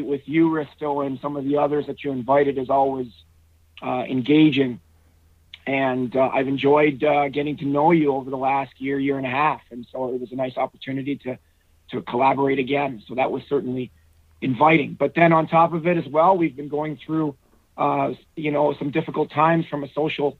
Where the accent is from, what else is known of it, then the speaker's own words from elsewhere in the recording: Brampton, Ontario, Canada; I grew up in a suburb of Toronto, Ontario, Canada, Brampton, Ontario, it was called